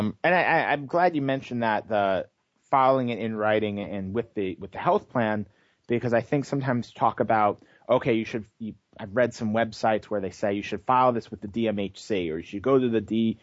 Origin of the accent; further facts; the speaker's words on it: New York, United States; moved away; where I grew up in New York